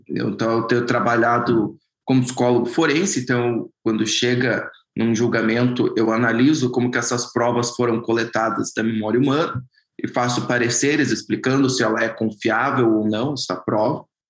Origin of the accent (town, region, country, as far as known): Brazil